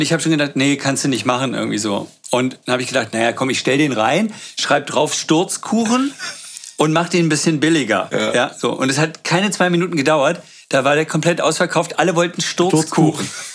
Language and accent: German; Berlin, Germany; Aber ich bin seit ich fünf bin äh, äh, in Berlin